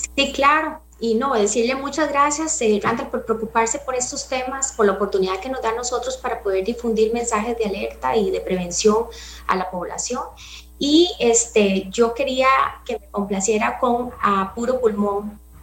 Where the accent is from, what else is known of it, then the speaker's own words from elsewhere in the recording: Costa Rica; nosotros como población costarricense